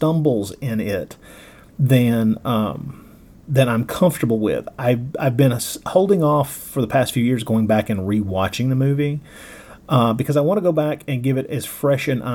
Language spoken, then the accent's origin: English; Tennessee and Alabama, the South, United States; accent: Southern drawl; I grew up in the South, in Tennessee and Alabama